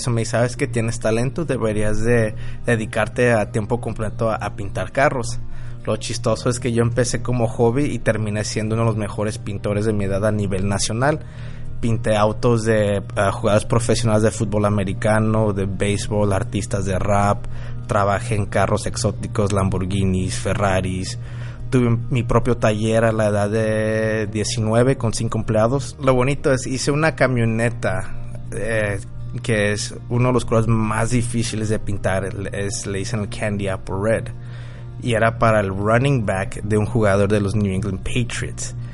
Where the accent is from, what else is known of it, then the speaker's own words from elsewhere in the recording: Guadalajara, Jalisco, Mexico; now in Phoenix, United States; tengo 35 años y soy originario de Guadalajara. Soy tapatío, pero me considero Phoenician y soy dueño de varios negocios aquí locales en Phoenix, Arizona.